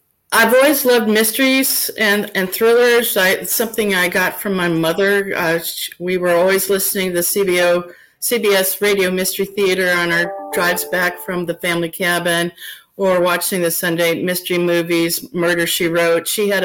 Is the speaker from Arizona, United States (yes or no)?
no; Minnesota, United States; I was up in Minnesota, which is my home state